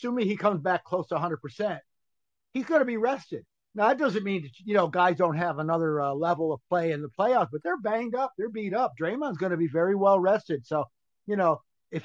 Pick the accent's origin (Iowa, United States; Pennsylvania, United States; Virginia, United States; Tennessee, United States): Pennsylvania, United States; Philadelphia; moved away; I grew up in Philadelphia as a kid.